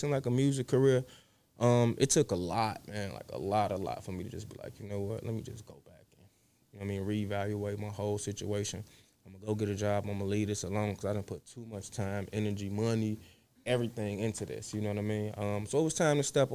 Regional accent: Chicago, Illinois, United States; I started on the south side of Chicago. I come from the Ida B. Wells Projects, which are no longer there.

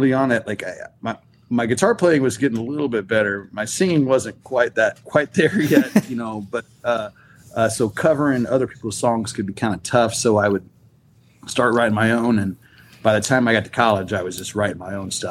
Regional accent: Western Kansas, United States; I grew up in Western Kansas

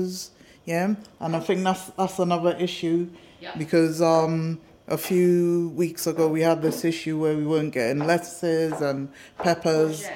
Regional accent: Trinidad & Tobago; moved away; growing up in Trinidad and Tobago, which is a multicultural society

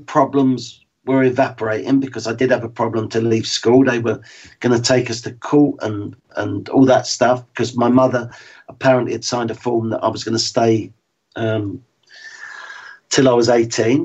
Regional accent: London, United Kingdom; I'm from West London

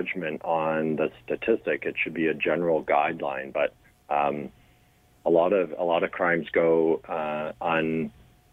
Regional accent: Guelph, Ontario, Canada; growing up as a kid in Guelph

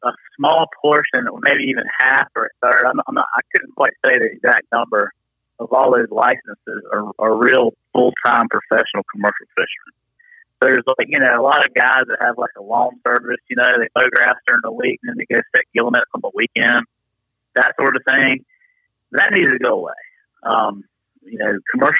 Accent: Tarboro, North Carolina, United States; I grew up here in Tarboro on the Tar River, so just upriver where I live now, which is in Bath

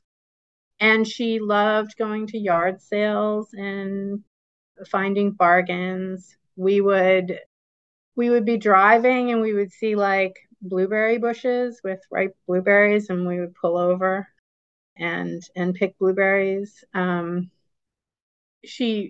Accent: Riverside, Rhode Island, United States; I was born in Riverside, Rhode Island in 1970. It was a very residential area, very heavily suburban.

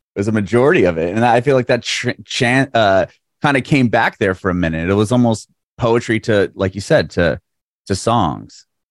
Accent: San Diego, California, United States; moved away; also born or lived in Bay Area, California; I'm from San Diego, but I lived in the Bay Area for, like, five

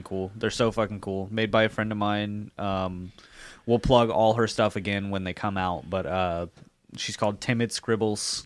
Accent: Jacksonville Beach, Florida, United States; I grew up in Jacks Beach.

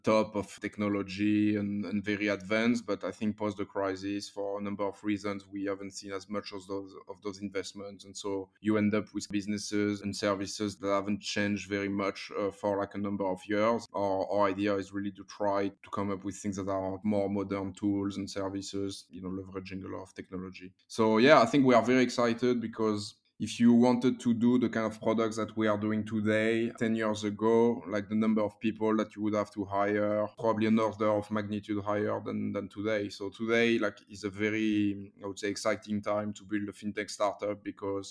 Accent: France; moved away as an adult; now in London, United Kingdom; I'm originally from France

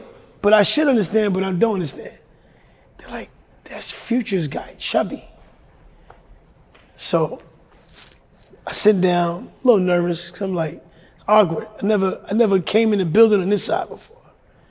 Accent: Ohio, United States; And growing up in Ohio, I met LeBron in Ohio.

